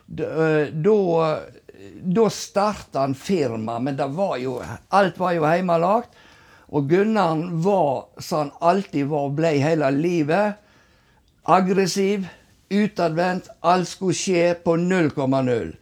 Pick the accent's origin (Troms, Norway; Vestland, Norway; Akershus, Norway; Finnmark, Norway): Vestland, Norway; Husnes; Og jeg vokste opp alene i Buksensteigen i lag med mamma